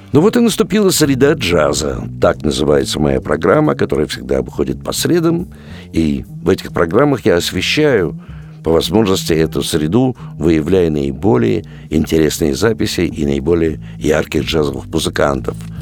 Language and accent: Russian; Saint Petersburg, Russia; я – я петербуржец